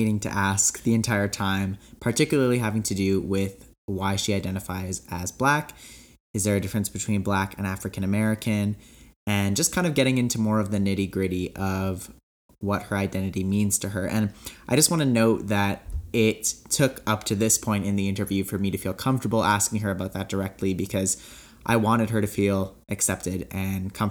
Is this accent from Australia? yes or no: no; Canada; I'm from Canada